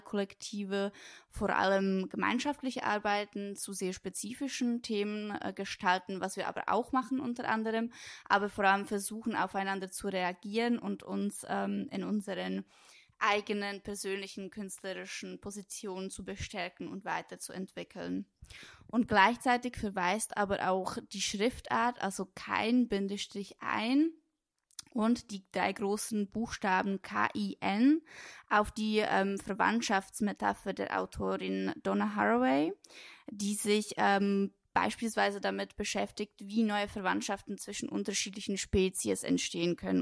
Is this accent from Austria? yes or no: no; Switzerland; moved away as an adult; also born or lived in Brno, Czech Republic / Lucerne, Switzerland / Bern, Switzerland; now in Berlin, Germany; in Brünn geboren ähm, bin dort auch eine Zeit lang zur Schule gegangen, aufgewachsen, in den Kindergarten gegangen und mit sechs, sieben Jahren ähm, hat dann mein Stiefvater einen neuen Job gefunden in der Schweiz und deswegen sind wir dann mit meiner Mutter und mein, mit meinem Stiefvater, mit meiner kleinen Schwester dann in die Schweiz gezogen. Und ähm, genau dort habe ich die meiste Zeit meine